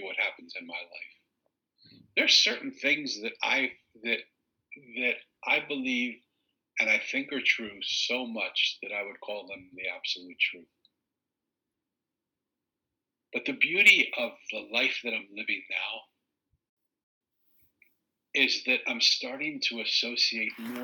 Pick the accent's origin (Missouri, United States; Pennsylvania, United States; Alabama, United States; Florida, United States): Pennsylvania, United States; Philadelphia; accent: Eastern; because I was from Philly, and because I have this sort of Eastern accent, and I sort of have this New York way about me